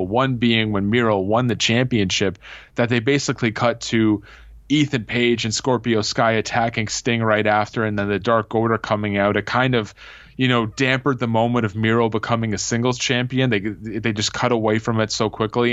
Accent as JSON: {"language": "English", "country": "Canada", "said": "I am from Canada. I'm here in Ontario"}